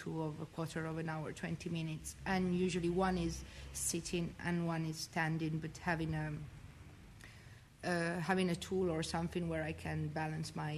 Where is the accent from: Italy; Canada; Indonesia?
Italy; northern Italy; English is a second language; moved away as an adult; I come from Italy, from the north of Italy, and I'm here since 1 year.